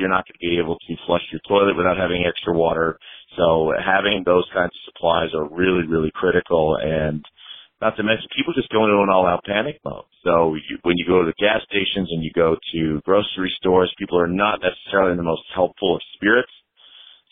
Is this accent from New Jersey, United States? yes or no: yes; New Jersey, United States; moved away as an adult; now in Florida, United States; I'm not originally from Florida. I'm from New Jersey originally, and I've been down here about 9 years now